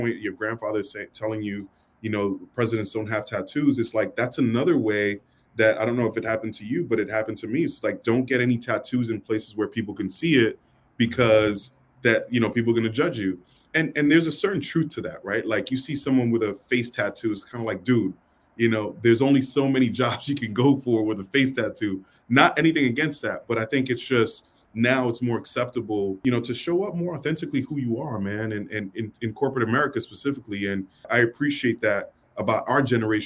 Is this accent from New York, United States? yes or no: yes; New York City, New York, United States; growing up in New York City, you know, it's rough.